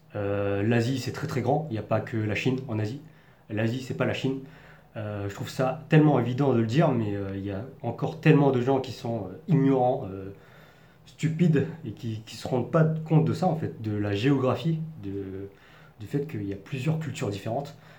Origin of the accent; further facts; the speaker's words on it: Paris region, Île-de-France, France; accent: parisien; moved away as an adult; now in Taiwan; je suis né et je et j'ai grandi en France, donc en région parisienne